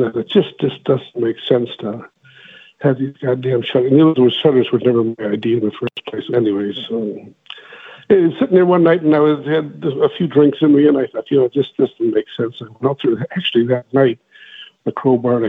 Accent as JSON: {"language": "English", "town": "West Allis", "region": "Wisconsin", "country": "United States", "tie": "born or raised there", "also_born_or_lived": "Milwaukee, Wisconsin", "moved": "as an adult", "lives_now": "Palm Springs, United States", "said": "I grew up in West Dallas, Wisconsin. Lived in Milwaukee pretty much all my life"}